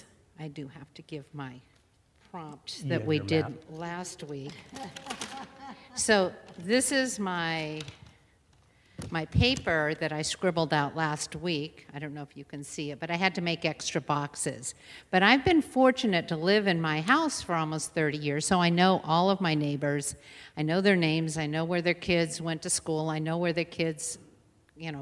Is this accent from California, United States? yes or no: yes; San Diego, California, United States; I grew up in San Diego